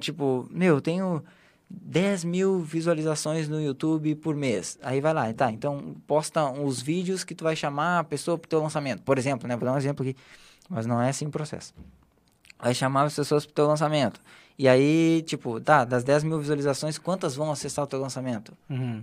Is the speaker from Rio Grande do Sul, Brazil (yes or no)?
yes; Porto Alegre, Rio Grande do Sul, Brazil; Eu sou gaúcho, né? Sou de Porto Alegre